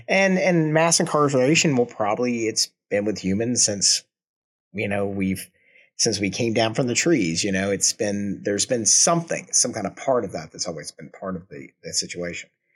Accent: Georgia, United States; now in Kansas City, United States; I, I was born and raised in, well, not born in, but I was raised in Georgia

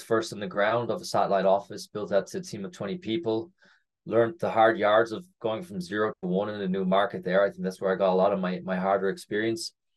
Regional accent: Ireland; moved away as an adult; also born or lived in North America; I am Irish. Uh, I have not lived in Ireland for nearly ten years now. So after university, I first finished university in Ireland

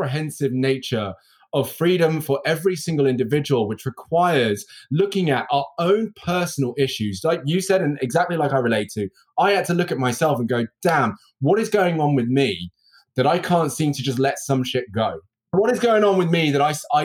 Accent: United Kingdom; also born or lived in Birmingham; Me being British and having the accent and the enunciation that I have

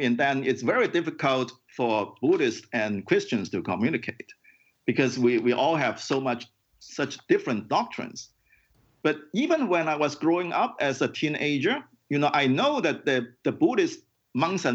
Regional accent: Hong Kong; Hong Kong is a very crowded city, and I grew up in Hong Kong.

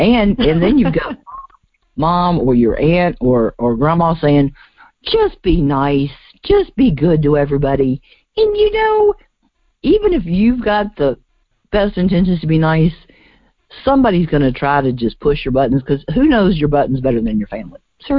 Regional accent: United Kingdom; It's all right. I like being British. It's more fun.

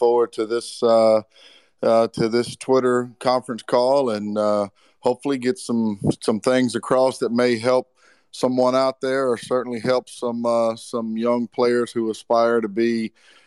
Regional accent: Alabama, United States; growing up in Alabama.

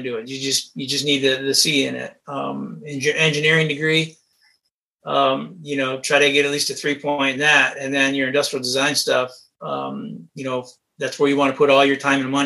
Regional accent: Michigan, United States; I grew up in Michigan, worked my way through college.

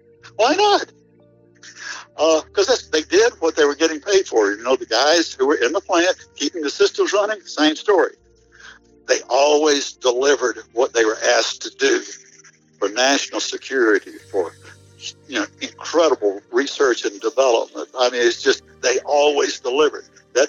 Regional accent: United States; You people, obviously, because I'm from Washington, I've got a checklist.

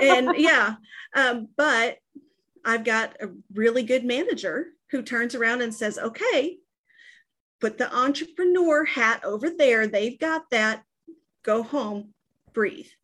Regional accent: Texas, United States; I'm from Texas

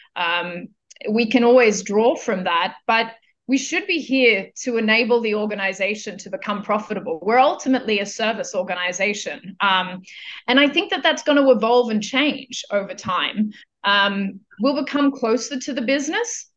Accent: Australia; moved away as an adult; also born or lived in India / Philippines / Lithuania / China; I am originally from Australia

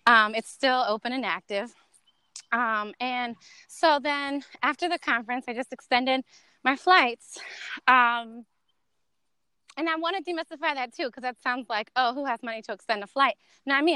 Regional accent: North Carolina, United States; moved away as an adult; also born or lived in Miami / Santo Domingo, Dominican Republic; i grew up in north carolina

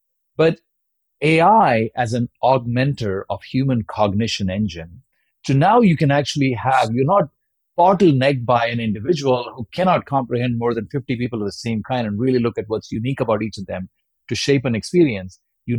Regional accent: India; if you're growing up in India in the late 80s and 90s, you know, all you wanted to be was be Sachin Tendulkar or somewhere.

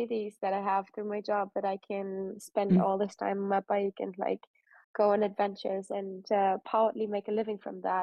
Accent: Koblenz, Rhineland-Palatinate, Germany; the area where I grew up in Western Germany, so I was born in Germany around Koblenz

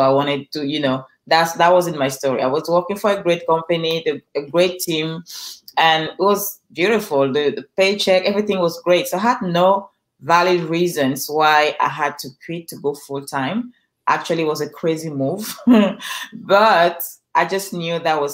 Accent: Cameroon; English is a second language; now in Los Angeles, United States; I'm originally from Cameroon.

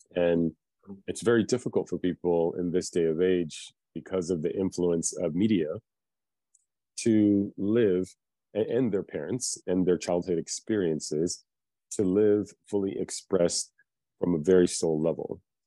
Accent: United States; also born or lived in Philippines; I was born in the Philippines and came to America when I was four years old

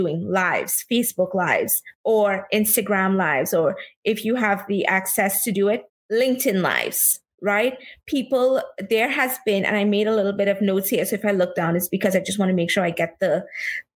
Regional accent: Trinidad & Tobago; moved away as an adult; now in New York, United States; I am originally from Trinidad and Tobago. I was born and brought up there. And I've been living in New York now for the past 16 plus years.

